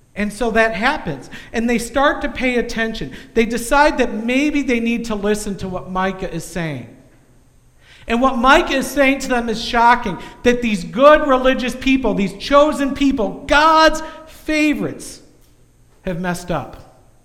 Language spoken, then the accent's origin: English; United States; as an American